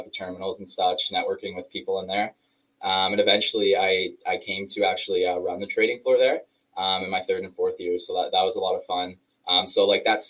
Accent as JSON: {"language": "English", "town": "Toronto", "region": "Ontario", "country": "Canada", "said": "I'm from Canada here in Toronto."}